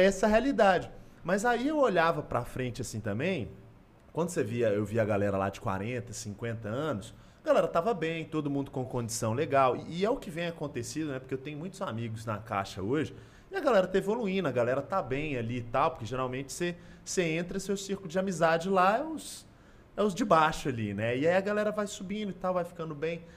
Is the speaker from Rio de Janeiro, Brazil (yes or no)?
no; Belo Horizonte, Minas Gerais, Brazil; moved away as an adult; now in São Paulo, Brazil; Eu sou daqui de BH